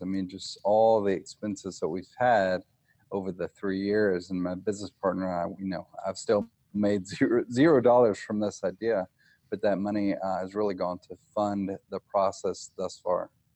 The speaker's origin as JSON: {"language": "English", "town": "Nashville", "region": "Tennessee", "country": "United States", "said": "I'm from Nashville, Tennessee"}